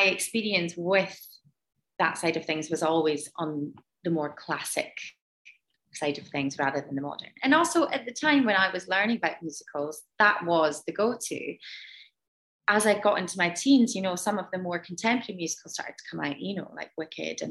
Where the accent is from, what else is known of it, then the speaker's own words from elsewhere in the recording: Moray, northeast of Scotland, United Kingdom; I grew up in quite a small community in the northeast of Scotland, in Murrayshire.